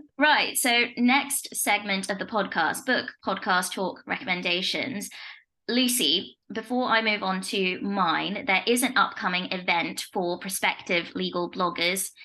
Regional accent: Leicester, East Midlands, United Kingdom; I'm from Leicester

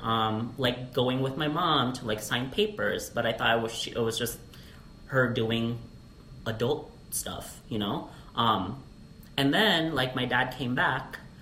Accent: Alaska, United States; also born or lived in Philippines; now in Las Vegas, United States; I'm a 1.5 generation Filipino mm. uh, via Alaska.

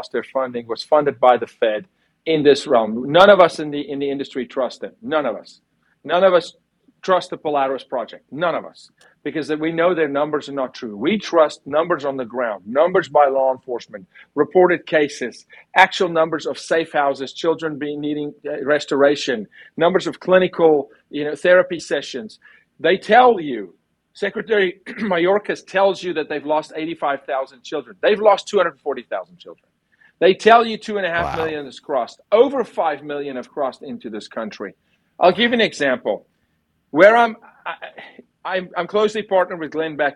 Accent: South Africa; moved away; I'm from South Africa. I lived through apartheid. I served in the military

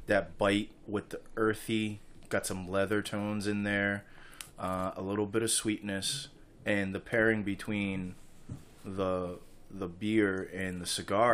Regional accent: New England, United States; accent: New England; My New England accent is stuck with me for the rest of my life.

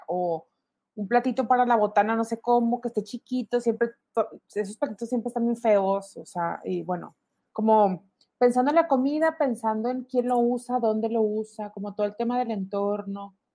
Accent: Monclova, Coahuila, Mexico; now in Monterrey, Mexico; mis papás son de, somos todos de Monclova

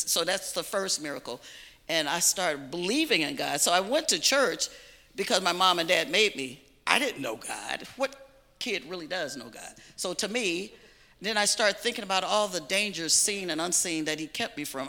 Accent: Chicago, Illinois, United States; moved away as an adult; also born or lived in Dallas, Texas; I was raised in Chicago on the South Side by two strict, staunch Baptist parents

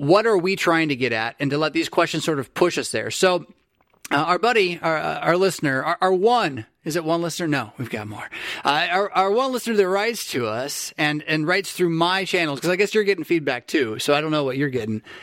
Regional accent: San Diego, California, United States; a Californian from San Fran, uh, from San Diego who grew up, or who went to college north of the Bay Area

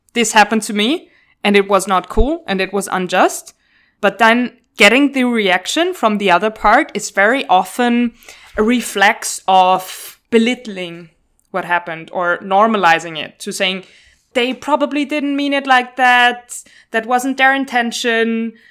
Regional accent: Vienna, Austria; moved away as an adult; now in Brussels, Belgium; I'm from Vienna

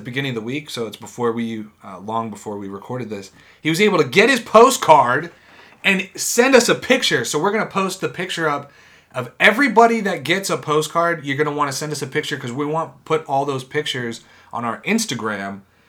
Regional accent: Downers Grove, Illinois, United States; graduated from high school in my hometown of Downers Grove, which is right around Chicago.

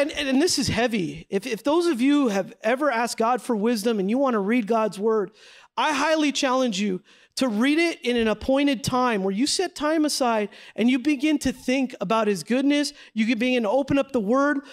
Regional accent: San Jose, California, United States; moved away as an adult; now in Los Angeles, United States; I grew up in San Jose, California

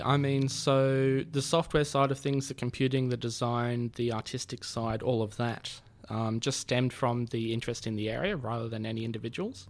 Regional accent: Sydney, New South Wales, Australia; I grew up in Sydney

